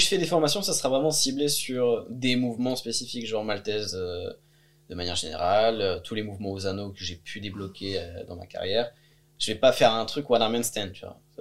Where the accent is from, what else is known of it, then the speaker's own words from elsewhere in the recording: France; moved away as an adult; also born or lived in Bulgaria; je suis parti de France